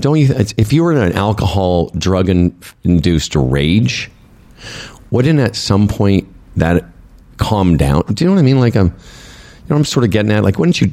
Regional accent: Moose Jaw, Saskatchewan, Canada; also born or lived in Regina; growing up in Moose Jaw and, you know, spending some time in Regina

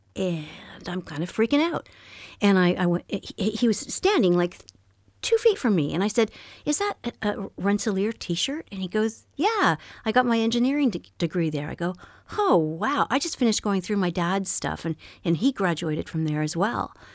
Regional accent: Montreal, Quebec, Canada; born or raised there; first language French; English is a second language

